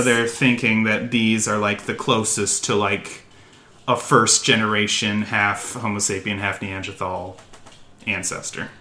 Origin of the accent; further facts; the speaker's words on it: United States; accent: American; my American accent